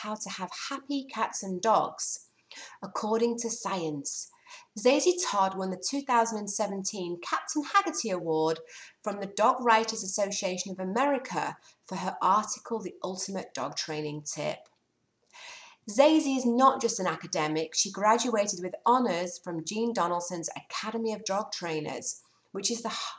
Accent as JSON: {"language": "English", "region": "England", "country": "United Kingdom", "said": "we're both English"}